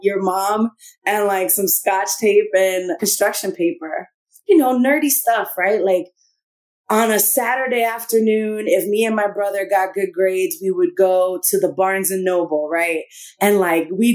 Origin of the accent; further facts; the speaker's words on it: New York City, New York, United States; I grew up in the Bronx, the North Bronx